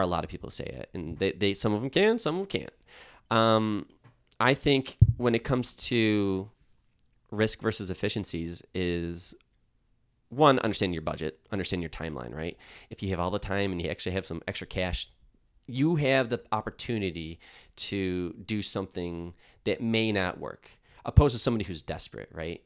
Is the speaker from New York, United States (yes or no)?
yes; Buffalo, New York, United States; I'm from Buffalo. I live in Buffalo.